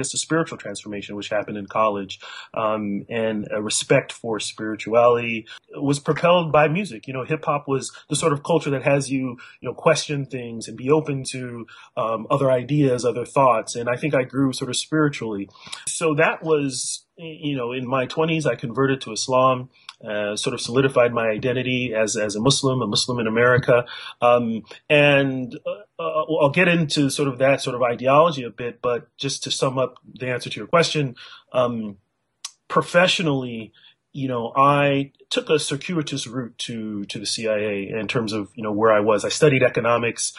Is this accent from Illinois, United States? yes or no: no; California, United States; also born or lived in northern Nigeria; I was raised, pretty much born and raised in California, and lived there, except for a small part of my childhood. I lived in Nigeria, actually northern Nigeria